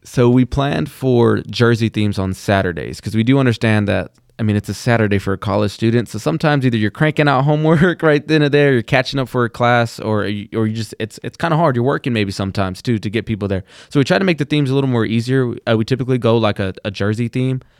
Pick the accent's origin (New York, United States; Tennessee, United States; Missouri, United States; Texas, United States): Texas, United States; Plainview; I'm from Plainview, Texas